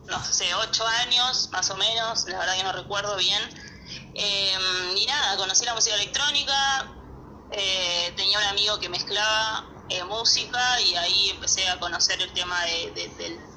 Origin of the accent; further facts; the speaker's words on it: Paraná, Entre Ríos, Argentina; born there; also born or lived in Chubut; Yo nací en Paraná, pero también me fui vivir, estuve viviendo 15 años en el sur, en Chubut, y volver a Paraná después fue como que no, nunca me gustó demasiado